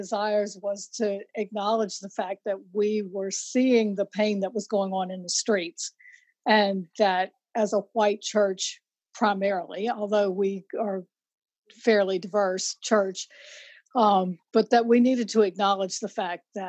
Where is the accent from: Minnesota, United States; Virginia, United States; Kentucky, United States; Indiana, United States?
Virginia, United States; Lynchburg; I grew up in Lynchburg, Virginia, so I am a Virginian through and through